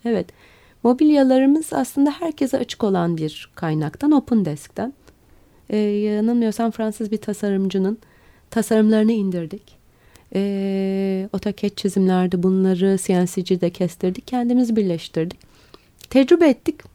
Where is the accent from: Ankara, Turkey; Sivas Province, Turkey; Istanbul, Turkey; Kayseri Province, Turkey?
Istanbul, Turkey; İstanbulluyum. Benim için önemli o bir şey. Dolayısıyla yaşadığım kenti çok seviyorum.